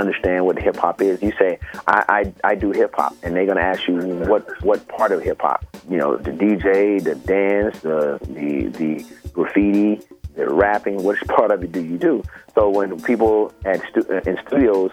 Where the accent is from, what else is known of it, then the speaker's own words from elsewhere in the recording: West Coast, United States; I'm from the West Coast